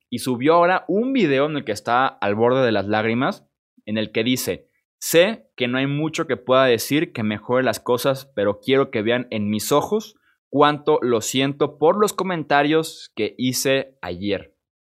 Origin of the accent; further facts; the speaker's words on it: Mexico; Yo soy mexicano